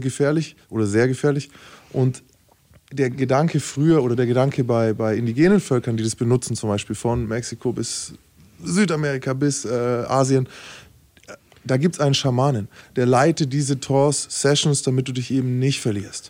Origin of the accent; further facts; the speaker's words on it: Bavaria, Germany; wir sind ja aus Bayern